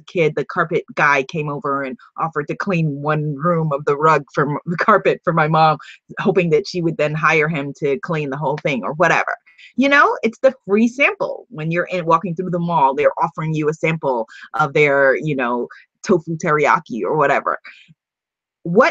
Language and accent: English; Guyana; like we say in Guyana